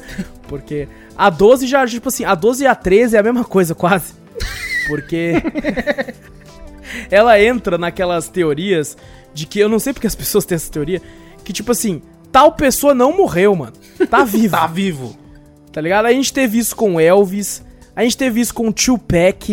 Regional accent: São José dos Campos, São Paulo, Brazil; A gente é de São José dos Campos

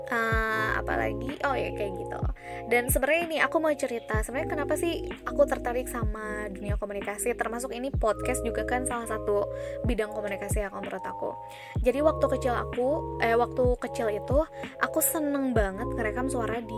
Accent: Bandung, West Java, Indonesia; born there; aku sebenarnya lahir di Bandung

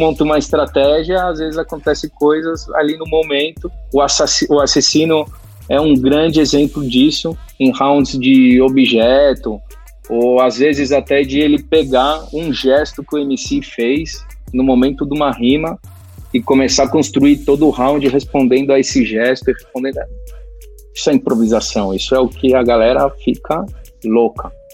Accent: Brazil; moved away as an adult; now in Spain; sendo brasileiro e por mais que eu, a maior parte da minha vida eu vivi no Brasil

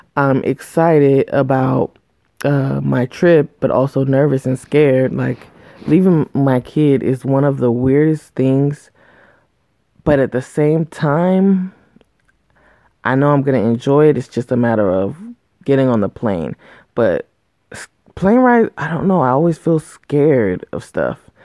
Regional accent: United States; a Black American, um, you know, descendants of of slaves um, here

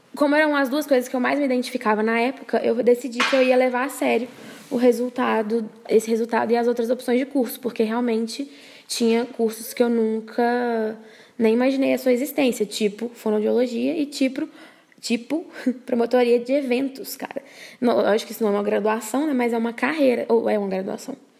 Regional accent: Brazil; sendo brasileira

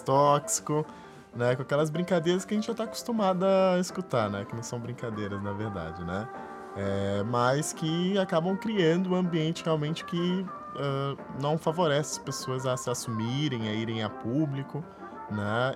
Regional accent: Rio de Janeiro, Brazil; que eu sou do Rio

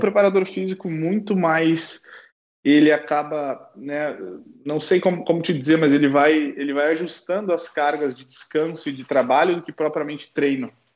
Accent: South Region, Brazil; moved away as an adult; also born or lived in Porto, Portugal / Ukraine / England / France; now in Germany; a gente por ser do, do, sul do Brasil, a gente já tem, né, já é familiarizado com o frio

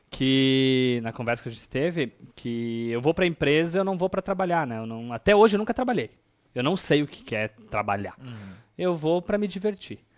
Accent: Chapada, Rio Grande do Sul, Brazil; also born or lived in Nova Boa Vista; eu sou natural de Chapada. Ah, é? Chapada, exatamente. Mas morei em Nova Boa Vista até meus 4 anos de idade.

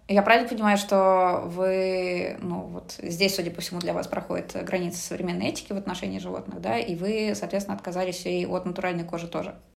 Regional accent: Moscow, Russia; moved away as an adult; now in Saint Petersburg, Russia; я сама из Москвы

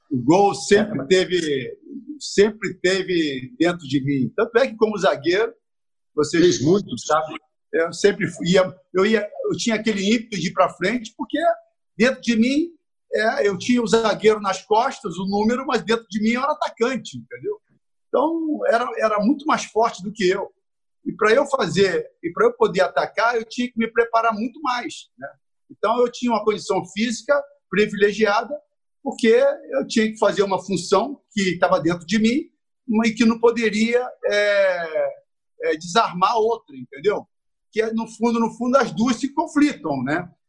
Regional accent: Rio de Janeiro, Brazil; Eu, eu nasci em Campo Grande, morei em Bangu, Jacarepaguá, depois eu fui para Copacabana.

